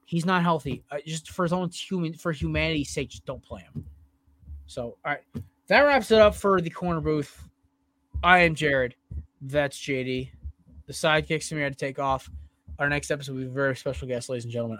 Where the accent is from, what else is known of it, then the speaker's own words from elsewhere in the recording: Connecticut, United States; a school from my home state